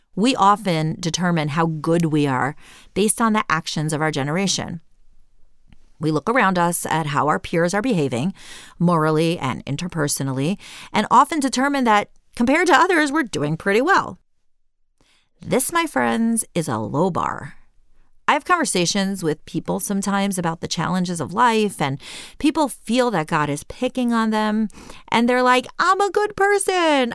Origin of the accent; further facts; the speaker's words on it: Cleveland, Ohio, United States; moved away as an adult; also born or lived in Jerusalem, Israel; I left my hometown of Cleveland, Ohio, for the big world of Jerusalem